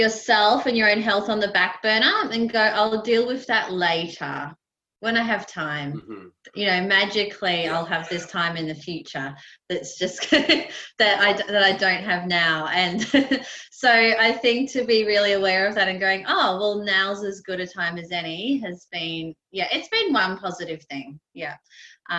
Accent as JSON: {"language": "English", "region": "Queensland", "country": "Australia", "tie": "born or raised there", "moved": "yes", "lives_now": "Melbourne, Australia", "said": "I grew up in Queensland"}